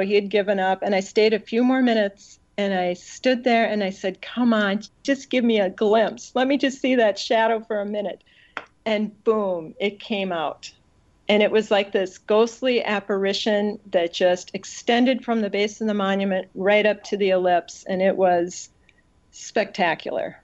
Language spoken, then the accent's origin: English; United States; as an American